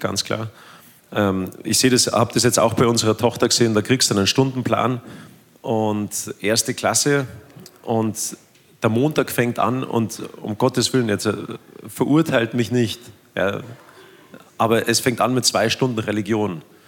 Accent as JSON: {"language": "German", "country": "Germany", "said": "bei uns in Deutschland"}